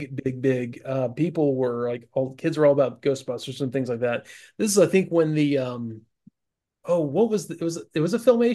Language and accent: English; Pensacola, Florida, United States; Back when I worked, I grew up working in Albertsons in Pensacola.